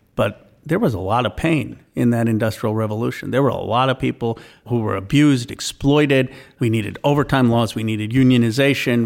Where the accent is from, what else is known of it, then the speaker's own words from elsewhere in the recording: Philadelphia, Pennsylvania, United States; I was born in Philadelphia, but we would go often to to India uh, in my in the summers